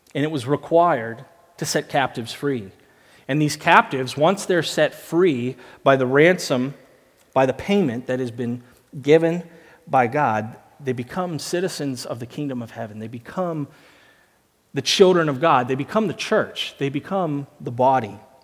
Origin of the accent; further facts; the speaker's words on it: United States; moved away; I'm from America